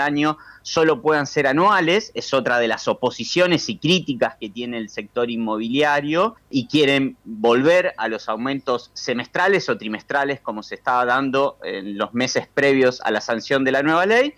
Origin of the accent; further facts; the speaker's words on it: Rosario, Santa Fe, Argentina; Yo soy de Rosario